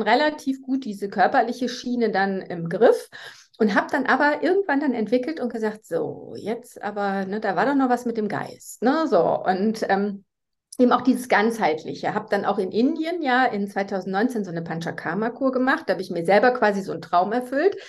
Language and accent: German; Germany; accent: German; moved away as an adult; now in Switzerland; ich komme eigentlich eben aus Deutschland, wie man ja von meinem Akzent her hört. Ich wohne jetzt aber schon seit 2009 in der Schweiz